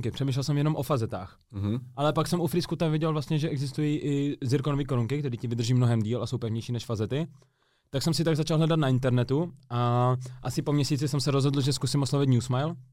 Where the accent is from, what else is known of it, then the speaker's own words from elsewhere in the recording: Moravia, Czechia; Kámo, jsme tady z Moravy všichni.